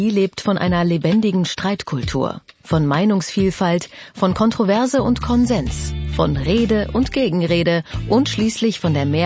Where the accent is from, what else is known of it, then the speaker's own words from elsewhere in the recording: Sydney, New South Wales, Australia; German is a second language; Ich komme aus Sydney, aus Australien.